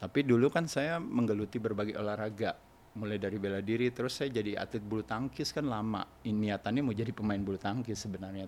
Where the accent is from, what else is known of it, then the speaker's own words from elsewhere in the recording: Jakarta, Indonesia; moved away as an adult; also born or lived in Bali / Dalung; now in Bandung, Indonesia; saya lahir di Jakarta. Lahir di Jakarta? Di Jakarta sampai tua, setelah tua tinggal di Bandung